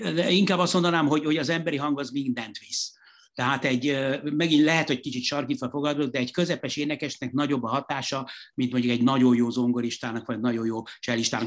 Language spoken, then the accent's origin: Hungarian; Hungary; itt Magyarországon abszolút nem, nem úgy nevelkedtem